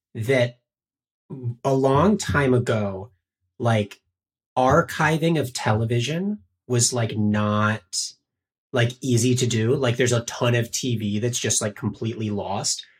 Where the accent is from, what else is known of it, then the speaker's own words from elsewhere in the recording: Winston-Salem, North Carolina, United States; I grew up in Winston-Salem, North Carolina, where NASCAR is very popular